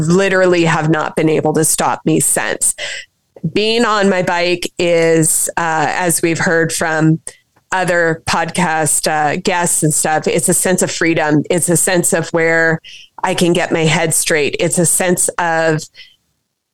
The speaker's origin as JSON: {"language": "English", "region": "Saskatchewan", "country": "Canada", "tie": "born or raised there", "said": "I was pretty young growing up in Saskatchewan"}